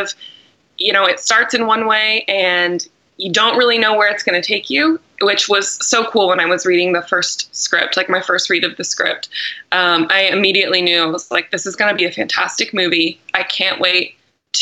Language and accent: English; Los Angeles, California, United States; also born or lived in Texas; I was born in Los Angeles